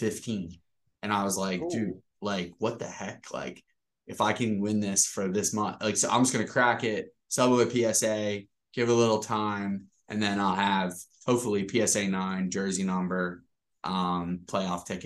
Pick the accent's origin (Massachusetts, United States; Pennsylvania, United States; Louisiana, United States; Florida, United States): Pennsylvania, United States; Philadelphia; born or raised there